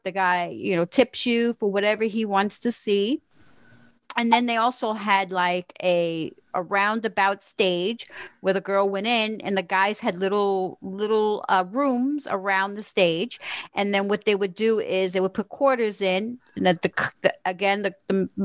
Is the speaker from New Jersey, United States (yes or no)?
yes; Englewood, New Jersey, United States; moved away as an adult; now in Florida, United States; I was born in Englewood, New Jersey